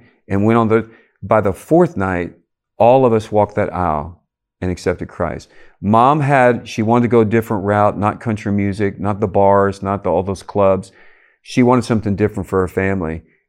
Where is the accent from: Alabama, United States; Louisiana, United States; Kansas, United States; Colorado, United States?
Louisiana, United States; Cajun community; born or raised there